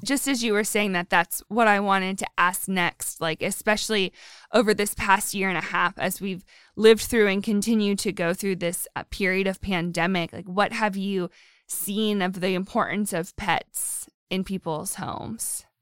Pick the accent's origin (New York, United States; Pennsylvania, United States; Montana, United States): Pennsylvania, United States; Erie; I'm from Erie, up by the lake.